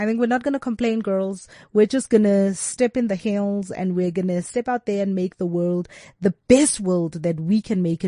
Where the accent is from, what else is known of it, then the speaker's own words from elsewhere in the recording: South Africa; as South African women